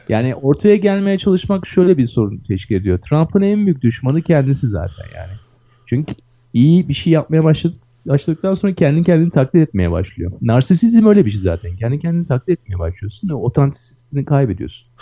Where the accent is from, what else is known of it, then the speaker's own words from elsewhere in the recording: Istanbul, Turkey; Ben Kadıköy'lüyüm